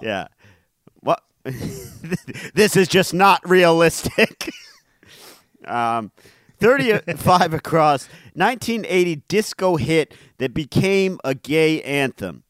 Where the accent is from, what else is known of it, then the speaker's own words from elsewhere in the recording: Cleveland Heights, Ohio, United States; That's my hometown. That's where I grew up.